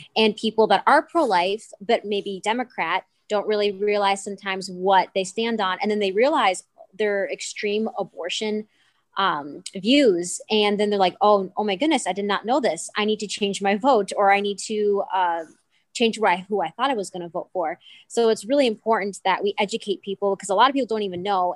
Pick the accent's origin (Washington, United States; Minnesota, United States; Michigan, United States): Minnesota, United States; I'm from Minnesota, and I go to school at the University of Northwestern in Saint Paul, Minnesota